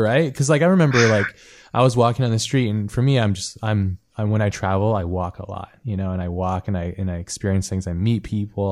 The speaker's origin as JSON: {"language": "English", "region": "Hawaii", "country": "United States", "tie": "born or raised there", "said": "I grew up in Hawaii"}